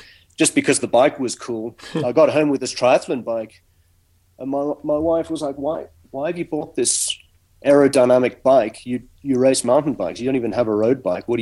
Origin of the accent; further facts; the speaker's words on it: South Africa; moved away; I grew up in South Africa